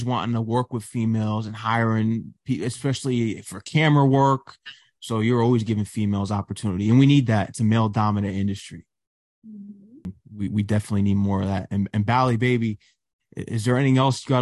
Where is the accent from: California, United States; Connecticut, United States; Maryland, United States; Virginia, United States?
Connecticut, United States; also born or lived in Queens, New York; I'm from Connecticut.